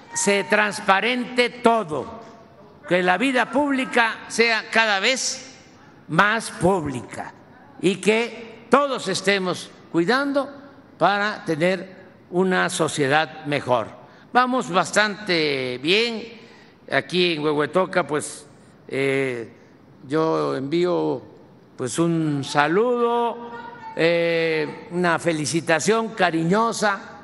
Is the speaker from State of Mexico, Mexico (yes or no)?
no; Tabasco, Mexico